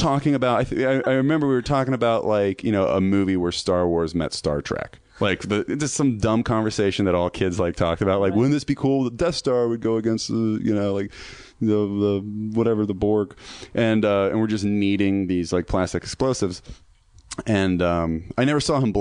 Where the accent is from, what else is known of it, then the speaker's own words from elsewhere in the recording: Virginia, United States; I grew up like in the South, and there's just nothing but land